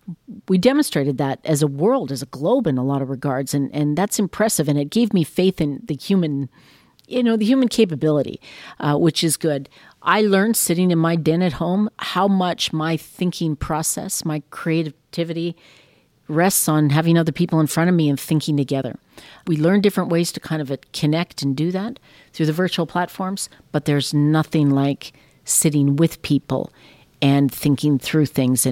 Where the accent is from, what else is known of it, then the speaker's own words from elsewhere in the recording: Canada; And we are Canadian. As we sit here, we talked about how lucky we are.